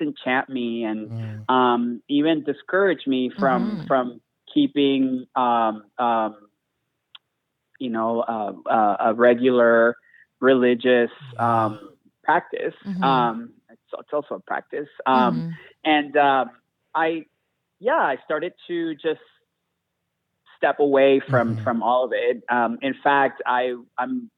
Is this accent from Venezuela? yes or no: yes; Venezuela; also born or lived in Houston; now in Chicago, United States; I was born in Venezuela and mm-hmm. I grew up in a very, very Catholic family